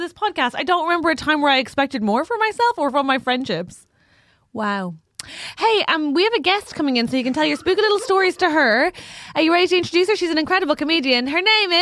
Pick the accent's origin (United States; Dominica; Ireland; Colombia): Ireland